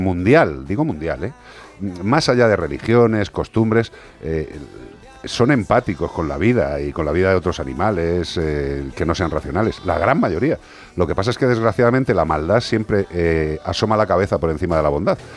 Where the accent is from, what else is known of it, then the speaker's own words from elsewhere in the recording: Galicia, Spain; en mi tierra